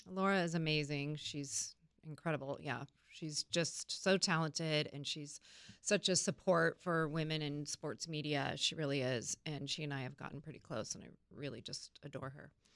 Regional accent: Napa Valley, California, United States; now in San Diego, United States; I grew up in Napa Valley

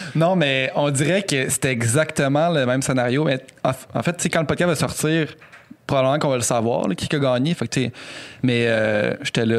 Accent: Quebec City, Quebec, Canada; on vient les deux de Québec

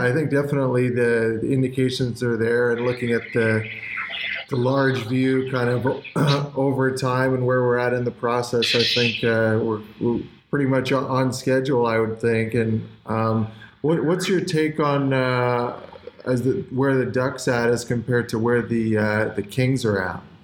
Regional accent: Canada; as a kid growing up in Canada

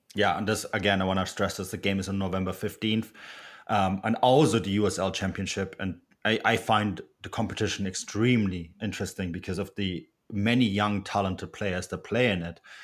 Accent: Munich, Bavaria, Germany; also born or lived in west coast of Canada; now in Canada; I'm from Munich. I'm for, I'm Bavarian. This is where I'm from.

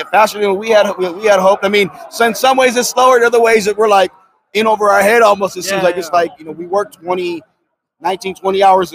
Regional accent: Southern California, United States; now in Las Vegas, United States; I'm from Southern California

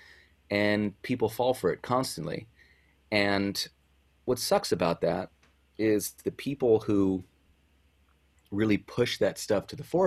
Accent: San Diego, California, United States; moved away as an adult; also born or lived in Bonita; I was born in San Diego. I was born and raised there. I lived there for the vast majority of my life.

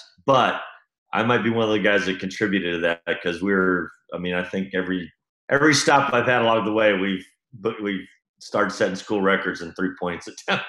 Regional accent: Texas, United States; now in Pullman, United States; I grew up in Texas.

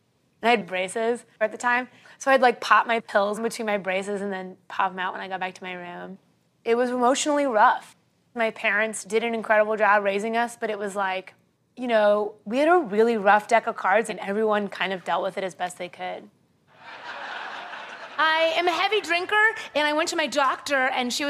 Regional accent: Kansas City, United States; I was born and raised in Kansas City

